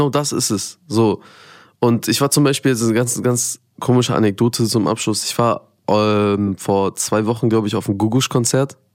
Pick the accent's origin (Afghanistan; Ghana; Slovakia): Afghanistan; ich als Afghane quasi in einem, in so einem Environment voller Perser und IranerInnen, ähm, habe mich dann auch zugehörig gefühlt